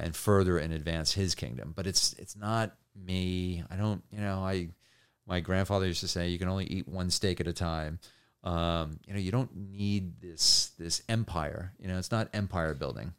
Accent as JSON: {"language": "English", "region": "New Jersey", "country": "United States", "tie": "born or raised there", "also_born_or_lived": "New York", "said": "grew up in New Jersey and, and New York"}